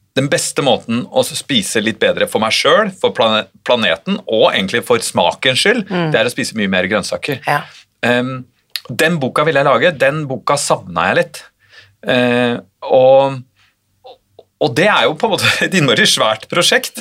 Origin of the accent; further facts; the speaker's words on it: Oslo, Norway; Jeg vokste jo opp i, i Oslo